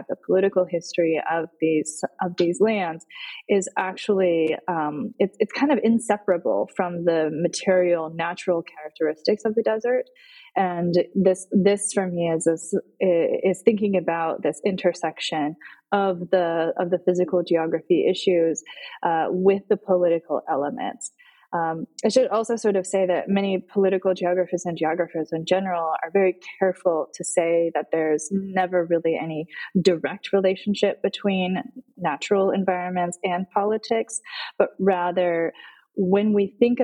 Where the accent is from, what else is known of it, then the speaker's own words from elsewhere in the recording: Arizona, United States; as somebody growing up in the desert southwest, I grew up in Arizona